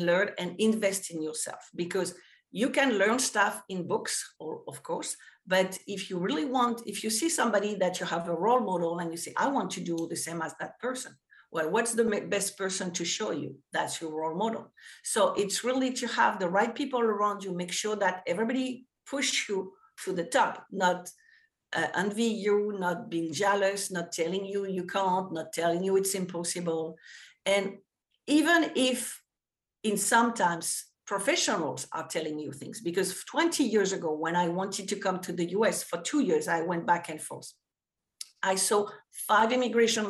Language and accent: English; France; English is a second language; moved away as an adult; also born or lived in New York; now in United States; we didn't have that in France